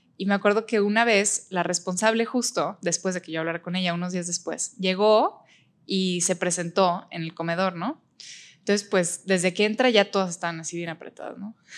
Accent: Mexico; also born or lived in Berlin, Germany; tengo 23 años, soy de México

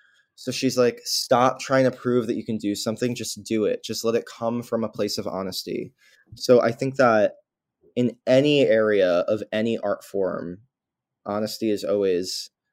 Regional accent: New York, United States; I mean, I'm a New Yorker nowhere type of person because I grew up here and I don't really know anything else.

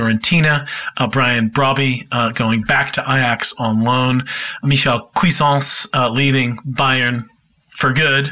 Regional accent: United States; I'm American

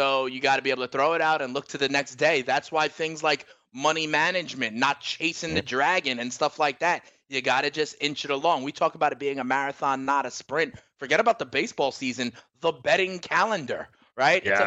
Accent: New York City, New York, United States; I'm from the Bronx, okay? And I actually, my high school played against Manny's high school

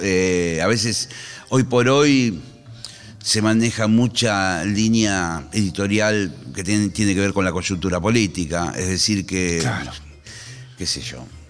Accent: Monte Grande, Buenos Aires Province, Argentina; Yo soy de Montegrande, de una localidad treinta y pico kilómetros

